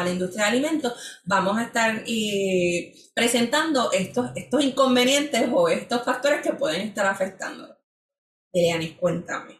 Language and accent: Spanish; San Juan, Puerto Rico; yo soy de San Juan